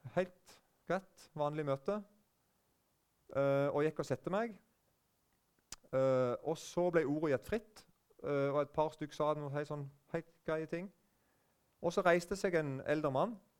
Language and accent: Norwegian; Eiken, Agder, Norway; now in Norheimsund, Norway; Sjøl kommer jeg fra Vest-Agder, eller det heter bare Agder nå, men vest i Vest-Agder, så er det en plass som heter Eiken.